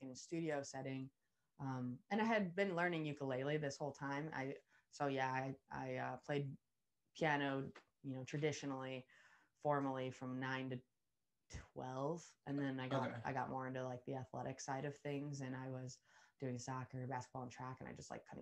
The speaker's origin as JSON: {"language": "English", "town": "Willoughby", "region": "Ohio", "country": "United States", "tie": "born or raised there", "also_born_or_lived": "Valparaiso, Indiana / Costa Rica / West Side Cleveland", "lives_now": "Cleveland, United States", "said": "I was born in Willoughby, which is not very far from downtown Cleveland"}